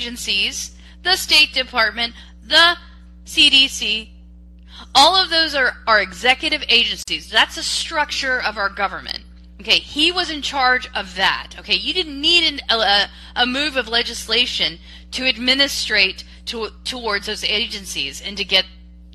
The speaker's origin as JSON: {"language": "English", "country": "United States", "said": "I'm an American"}